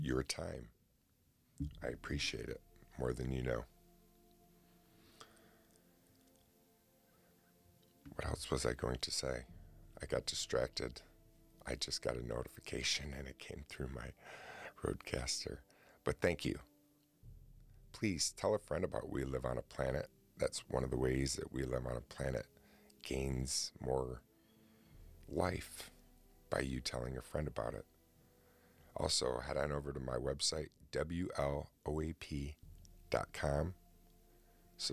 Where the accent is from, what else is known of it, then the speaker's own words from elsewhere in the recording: Oswego, New York, United States; here in my city of Oswego, New York, because a professional hockey player by the name of Eric Cole is from my hometown